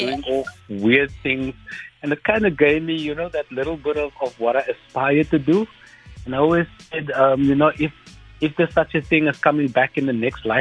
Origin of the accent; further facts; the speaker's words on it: Cape Town, Western Cape, South Africa; growing up in Mitchell's Plain and the type of friends that you meet